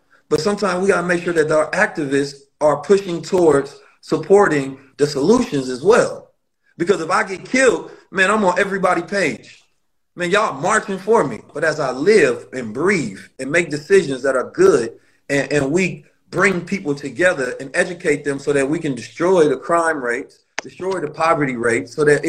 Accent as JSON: {"language": "English", "town": "St. Louis", "region": "Missouri", "country": "United States", "tie": "born or raised there", "also_born_or_lived": "Oakland", "said": "I'm from Oakland, and I grew up in St. Louis, so I know the streets very well."}